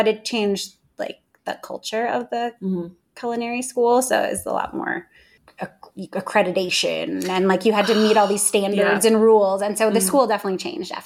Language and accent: English; Chicago, Illinois, United States; moved away as an adult; also born or lived in Front Range, Colorado; now in Salida, United States; We're from Chicago